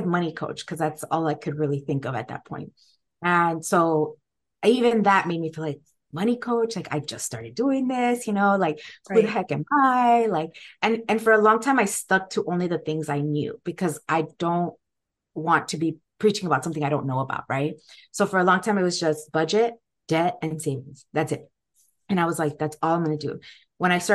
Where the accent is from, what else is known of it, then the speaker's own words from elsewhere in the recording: Guatemala; now in United States; I also wasn't born here, right? I came here from Guatemala